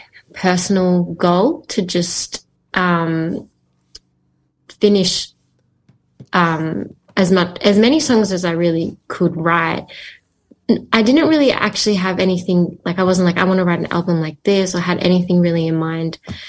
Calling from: Melbourne, Victoria, Australia; And I'm joining you from Melbourne, Victoria, Australia.

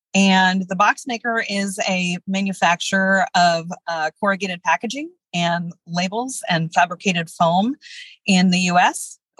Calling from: Portland, Oregon, United States; I am joining you from just outside of Portland, Oregon in the U.S.

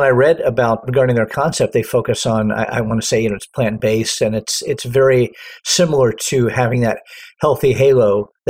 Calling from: Los Angeles, California, United States; I am in sunny Southern California. To be exact, I am probably about 3 miles from the beach and Los Angeles International Airport in a little area called Westchester.

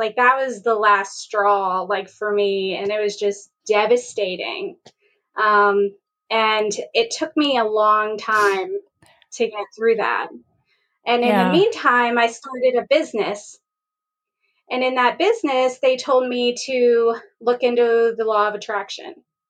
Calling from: Morgantown, West Virginia, United States; I'm located in Morgantown, West Virginia, home of the Mountaineers.

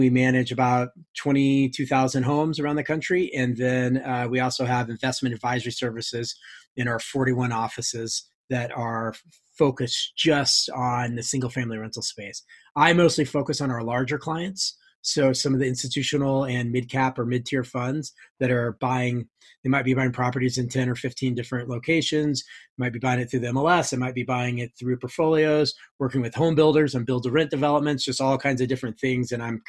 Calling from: Steamboat Springs, Colorado, United States; I am in Steamboat Springs, Colorado.

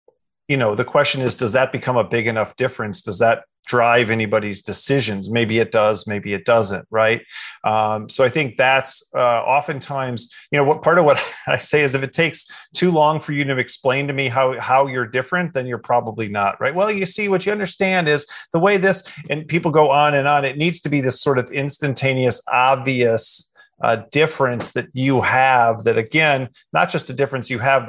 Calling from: Goldsboro, North Carolina, United States; Here I am in Goldsboro, North Carolina, just about an hour east of Raleigh.

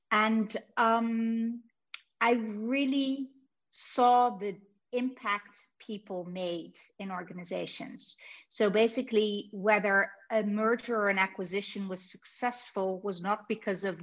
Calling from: Amsterdam, North Holland, Netherlands; I'm calling in from Amsterdam. So it's pretty far away.

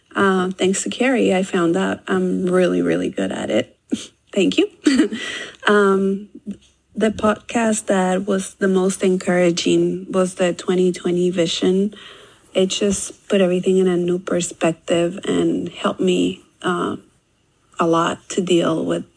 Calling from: Monrovia, California, United States; from Monrovia, California. I have been homeschooling for 11 years.

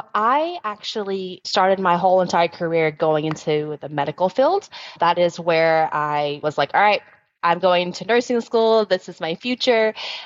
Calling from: Dallas, Texas, United States; I am dialing in from Texas. So we're in Dallas where our headquarters is at.

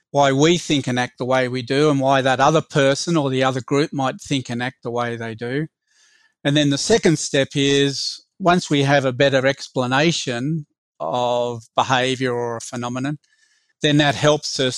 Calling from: Sydney, New South Wales, Australia; I'm joining from Sydney on the country, the traditional owners are the Wangal people.

